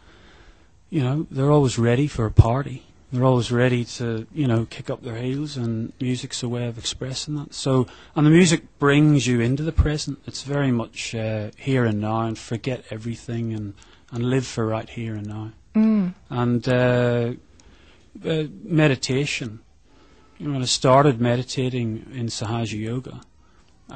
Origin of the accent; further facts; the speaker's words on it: Ireland; moved away; Being born in Ireland and growing up in Ireland